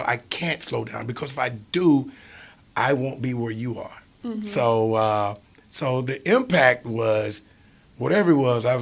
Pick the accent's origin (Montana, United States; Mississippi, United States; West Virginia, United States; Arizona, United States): Mississippi, United States; Philadelphia; my hometown of Philadelphia, Mississippi